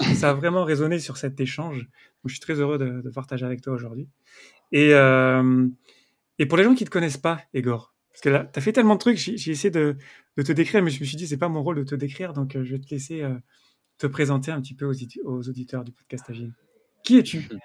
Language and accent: French; near Avignon, Provence-Alpes-Côte d'Azur, France; je viens euh, d'à côté d'Avignon, donc je connais bien le sud